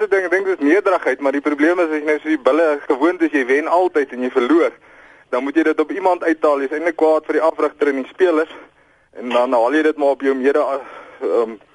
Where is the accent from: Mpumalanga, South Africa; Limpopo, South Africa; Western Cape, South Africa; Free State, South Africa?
Free State, South Africa; Ek kom uit die Vrystaat uit, ek's 'n groot Vrystaat ondersteuner.